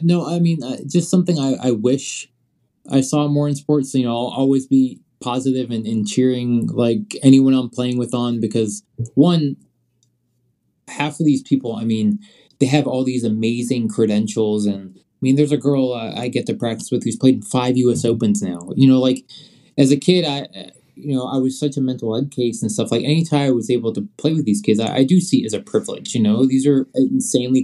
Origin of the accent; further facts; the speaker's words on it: Virginia, United States; also born or lived in Scotland; where I grew up at in Virginia